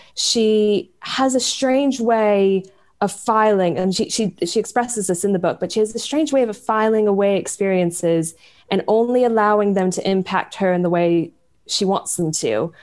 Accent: United States; growing up in America come from a very conservative part of America

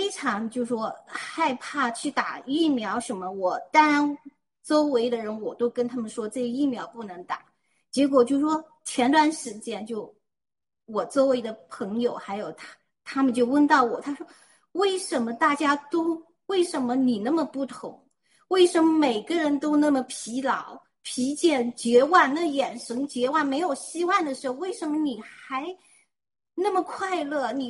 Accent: China; 我作为一个中国人，我。从来没有那么自豪过。我知道我们中国人不是那种懦弱

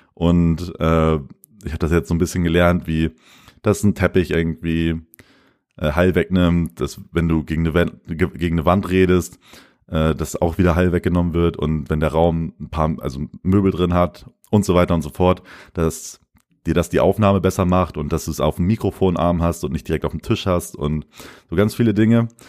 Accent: Lemförde, Lower Saxony, Germany; moved away as an adult; in Lenförden, also in meiner Heimat

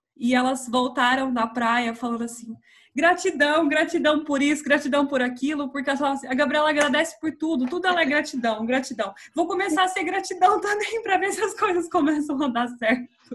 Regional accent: Minas Gerais, Brazil; moved away as an adult; also born or lived in Campinas; now in São Paulo, Brazil; Eu sou de Minas, estudei em Campinas e eu vim para cá

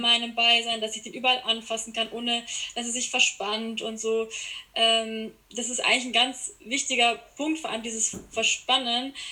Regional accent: Landsberg am Lech, Bavaria, Germany; Ich komme aus Bayern, ähm, aus der Gegend Landsberg am Lech

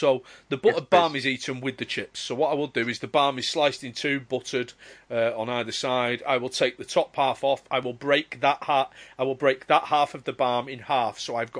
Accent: Bradford, Yorkshire and the Humber, United Kingdom; now in Manchester, United Kingdom; When I growing up in Bradford

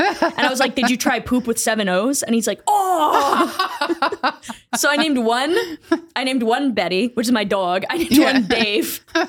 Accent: Boston, Massachusetts, United States; I grew up in a black neighborhood. I can do this. I grew up in Dorchester.

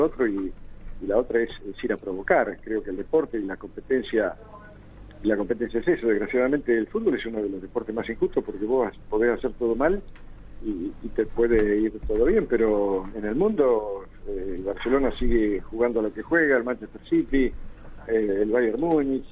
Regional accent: Argentina; ni siquiera somos la Argentina que algún día conocí y que, ahora desconozco

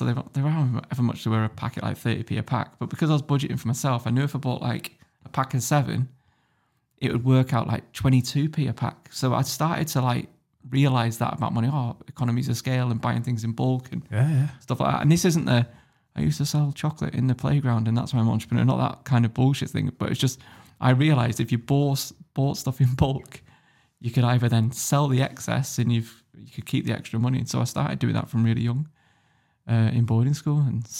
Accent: Germany; born there; also born or lived in United Kingdom; I was born in Germany, lived in Germany for a couple of years

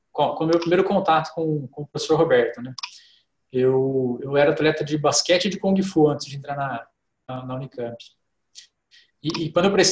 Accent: Poços de Caldas, Minas Gerais, Brazil; moved away; sou mineiro, Foz de Caldas

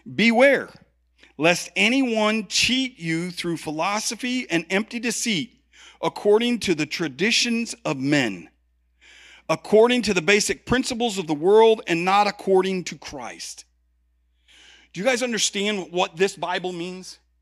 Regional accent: Chicago, Illinois, United States; I'm from Chicago

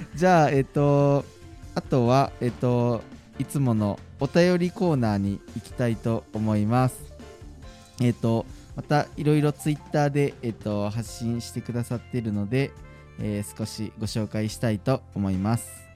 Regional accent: Nara, Japan; moved away; 僕奈良県の出身で奈良では結構せせり食べれたんですけど

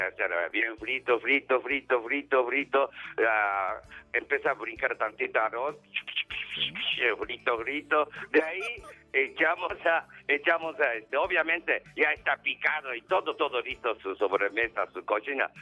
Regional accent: Japan; Spanish is a second language; now in Mexico; Yo soy charro japonés

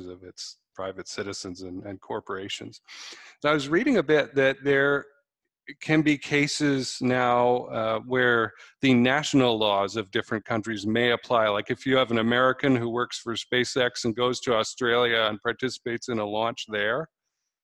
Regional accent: West Coast of Canada, Canada; moved away; I'm originally Canadian from the West Coast

